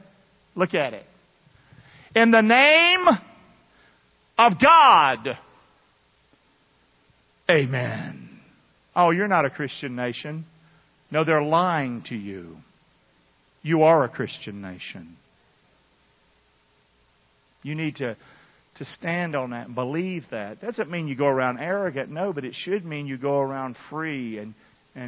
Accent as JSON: {"language": "English", "town": "Rockingham", "country": "United States", "said": "I'm from Rockingham"}